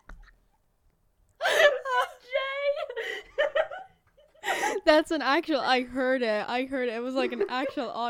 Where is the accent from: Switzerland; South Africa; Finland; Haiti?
Finland; first language Finnish; English is a second language; I'm from Finland.